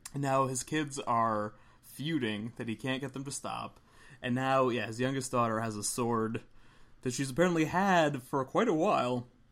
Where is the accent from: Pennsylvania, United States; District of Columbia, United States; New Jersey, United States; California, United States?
Pennsylvania, United States; Philadelphia; We're from Philly